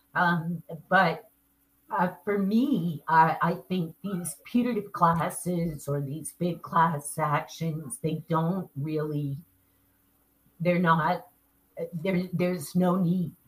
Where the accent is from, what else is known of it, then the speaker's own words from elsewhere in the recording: New York, United States; accent: New York; I'm in New York